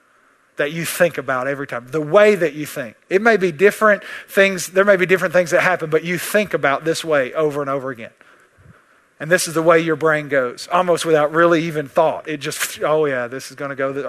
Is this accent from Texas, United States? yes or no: yes; East Texas, United States; I'm from East Texas